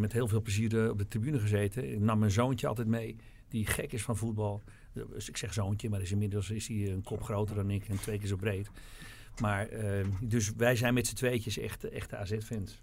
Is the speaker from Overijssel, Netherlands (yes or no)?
no; Alkmaar, North Holland, Netherlands; En ik kwam uit Alkmaar.